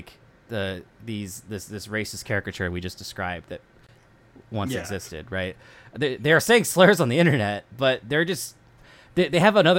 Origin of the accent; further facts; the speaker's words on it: West Coast, United States; I grew up on the West Coast